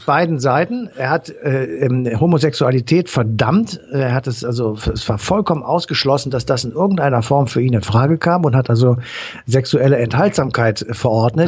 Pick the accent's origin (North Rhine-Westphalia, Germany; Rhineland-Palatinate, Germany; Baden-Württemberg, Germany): North Rhine-Westphalia, Germany; Cologne; Als Kölner